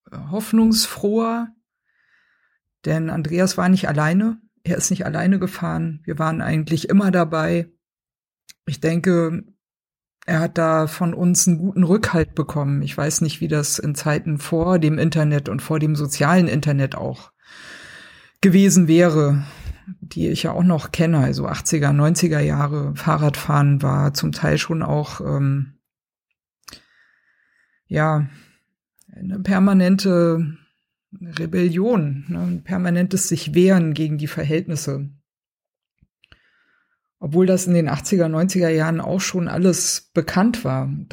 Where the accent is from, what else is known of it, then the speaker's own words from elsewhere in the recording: Baden-Württemberg, Germany; ich bin in Baden-Württemberg aufgewachsen. Ich weiß, was Pforzheim ist.